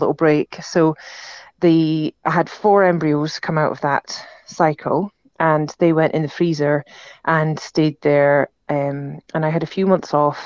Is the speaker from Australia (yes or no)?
no; Aberdeen, Scotland, United Kingdom; now in Edinburgh, United Kingdom; I'm from Aberdeen, came home from Aberdeen